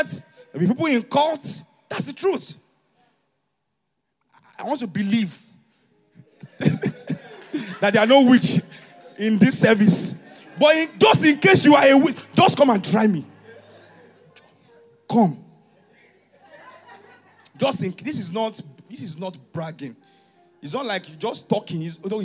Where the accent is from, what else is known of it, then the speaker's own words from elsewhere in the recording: Ijebu, Ogun State, Nigeria; moved away; I'm an Ijebu guy